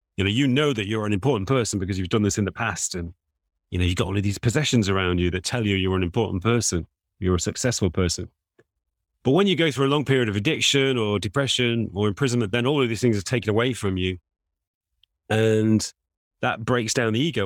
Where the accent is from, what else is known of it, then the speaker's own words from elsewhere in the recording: England, United Kingdom; I'm also an Englishman